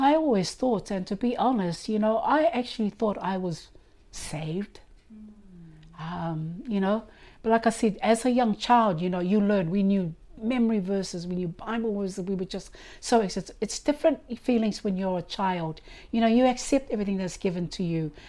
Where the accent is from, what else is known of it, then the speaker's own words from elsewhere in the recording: Avarua, Cook Islands; I was born here in Rarotonga